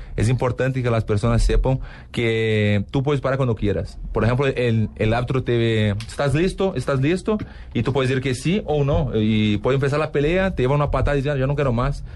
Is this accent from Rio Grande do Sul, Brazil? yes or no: yes; Porto Alegre, Rio Grande do Sul, Brazil; Spanish is a second language; now in Los Angeles, United States; yo soy de Porto Alegre